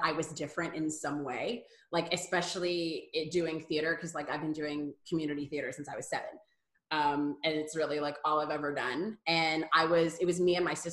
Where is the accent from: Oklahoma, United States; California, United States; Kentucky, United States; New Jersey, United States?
Kentucky, United States; Paducah; moved away as an adult; also born or lived in New York; I was born and raised in Paducah, Kentucky, which is where I am now.